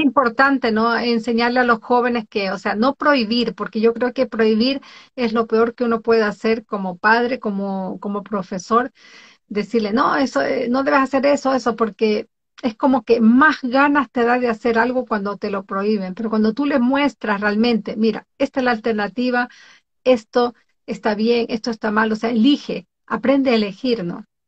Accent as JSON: {"language": "Spanish", "region": "Galápagos", "country": "Ecuador", "moved": "yes", "lives_now": "Oslo, Norway", "said": "vivo en Oslo, Noruega, y desde hace muchísimos años atrás soy de Ecuador, de Galápagos"}